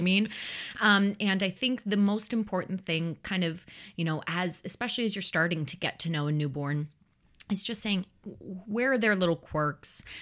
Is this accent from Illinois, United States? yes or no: yes; Chicago, Illinois, United States; I grew up in the Chicagoland area